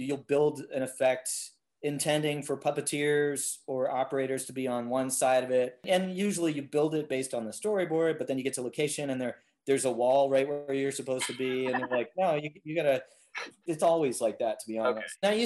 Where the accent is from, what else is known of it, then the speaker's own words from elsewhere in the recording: Los Angeles, California, United States; I am from Los Angeles